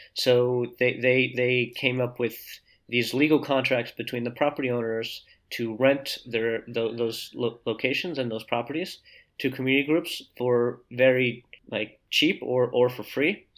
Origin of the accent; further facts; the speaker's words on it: New Jersey, United States; moved away as an adult; also born or lived in Boulder, Colorado / Saint-Étienne, France; now in France; I grew up in New Jersey, about half an hour from New York, really in the suburbs of New York